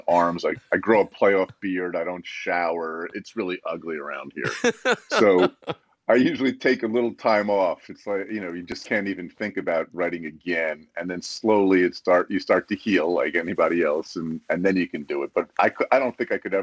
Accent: New Jersey, United States; my home state of New Jersey

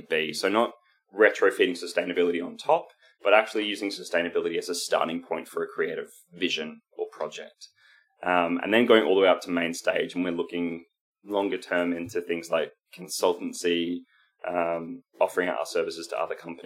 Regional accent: Queensland, Australia; We come from Queensland

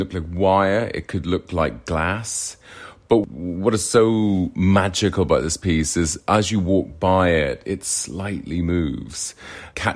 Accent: Ireland; moved away; I'm originally from Ireland

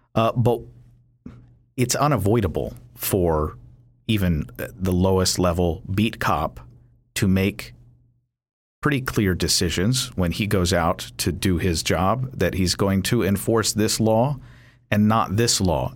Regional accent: Kentucky, United States; now in Virginia, United States; I'm from Kentucky

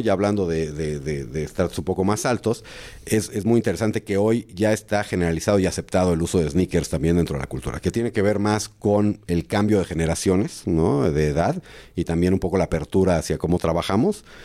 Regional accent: Mexico

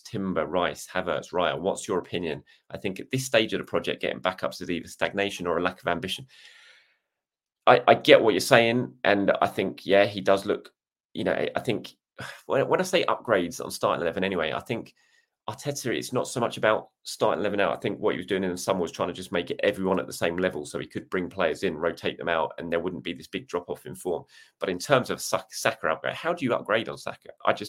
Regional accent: South Africa; I'm South African, so my answer is obvious.

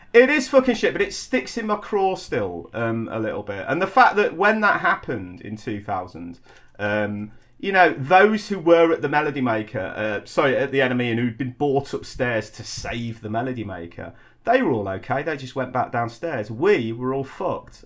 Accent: Coventry, West Midlands, United Kingdom; moved away; also born or lived in London; I was a kid from Coventry

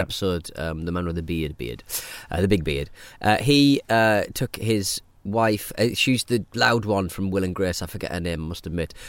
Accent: Hartlepool, North East England, United Kingdom; growing up in Hartlepool, we were obviously seafaring town

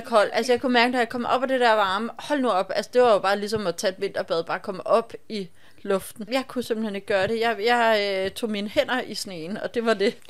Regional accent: Copenhagen, Capital Region of Denmark, Denmark; vi kommer fra København

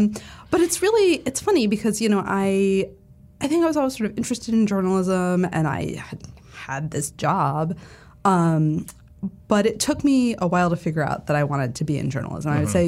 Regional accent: New England, United States; also born or lived in Connecticut / Vermont / Massachusetts; I grew up all over New England. I was born in Connecticut. My family moved to Vermont when I was 7 and Massachusetts when I was 11.

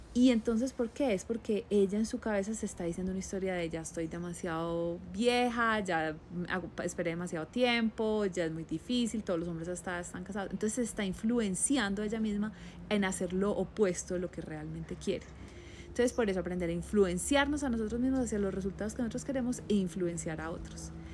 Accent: Colombia; moved away; yo soy la colombiana

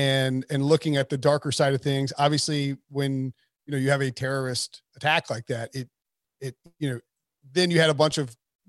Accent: High Point, North Carolina, United States; I am from High Point, North Carolina.

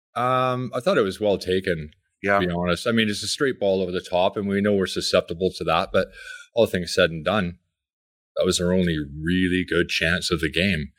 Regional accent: Coquitlam, British Columbia, Canada; I grew up in Coquitlam

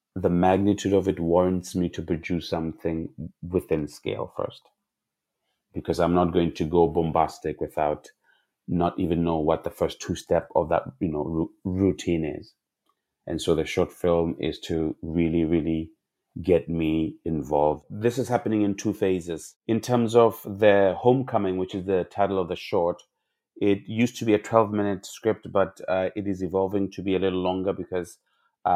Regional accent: South Africa; I grew up in South Africa

